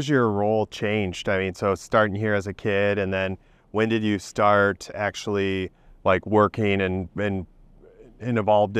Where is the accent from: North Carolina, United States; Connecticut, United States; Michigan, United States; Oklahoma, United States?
Michigan, United States; Grand Rapids; I grew up in Grand Rapids, actually.